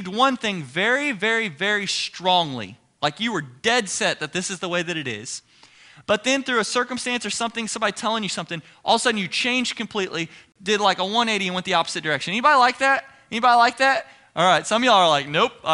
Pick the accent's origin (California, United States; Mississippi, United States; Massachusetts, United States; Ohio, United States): Ohio, United States; moved away as an adult; now in Texas, United States; I'm from Ohio